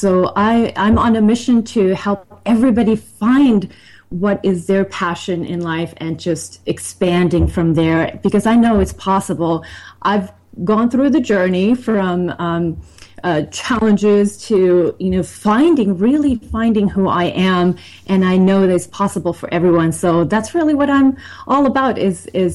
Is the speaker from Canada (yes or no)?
no; Finland; also born or lived in Sweden; now in United States; I was born in Sweden and grew up in Finland